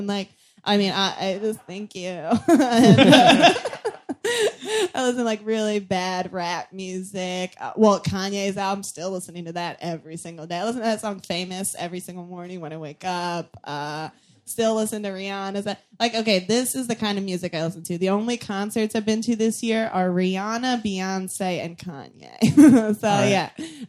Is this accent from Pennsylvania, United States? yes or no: no; Virginia, United States; I feel like I'm revealing some secret. I'm like, all right, everybody. I'm from Virginia.